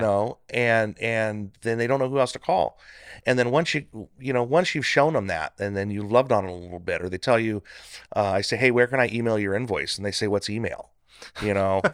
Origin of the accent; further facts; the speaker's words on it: Northern California, United States; moved away as an adult; also born or lived in Central Valley, California; now in Bakersfield, United States; I was born in Central Valley. Uh, moved up to Northern, uh, California with my parents when I was a kid